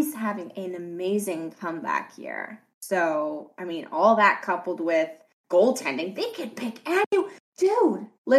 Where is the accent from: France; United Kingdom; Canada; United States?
Canada; And I'm Canadian.